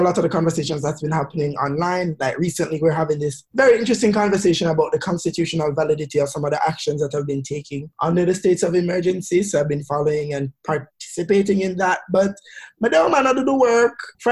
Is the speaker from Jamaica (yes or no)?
yes; Jamaica; moved away; three hair-whipping, heel-strutting Jamaican queens